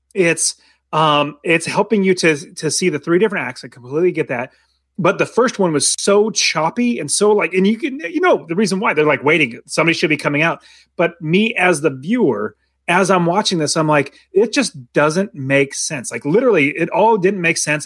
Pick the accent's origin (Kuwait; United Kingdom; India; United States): United States; being American